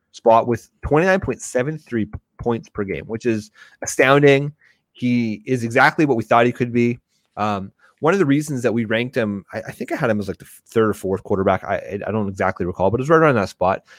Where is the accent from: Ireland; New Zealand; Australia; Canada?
Canada; I'm Canadian